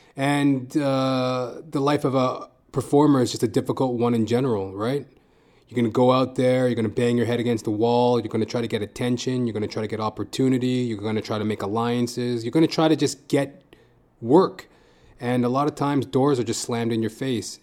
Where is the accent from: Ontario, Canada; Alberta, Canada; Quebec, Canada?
Alberta, Canada; Edmonton; moved away as an adult; now in Toronto, Canada; I come from Edmonton, Alberta, Canada. And I live in Toronto, Canada now.